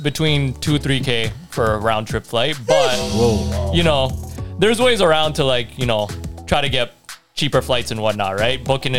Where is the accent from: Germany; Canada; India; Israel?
India; my home country, India.